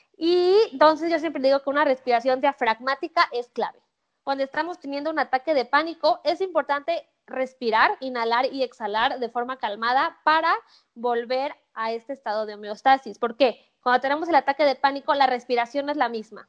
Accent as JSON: {"language": "Spanish", "country": "Mexico", "said": "soy mexicana"}